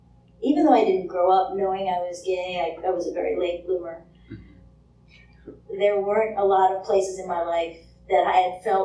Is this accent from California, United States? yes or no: yes; San Francisco, California, United States; And I'm from San Francisco, which is a very gay-friendly place, but it's a very church-hostile place.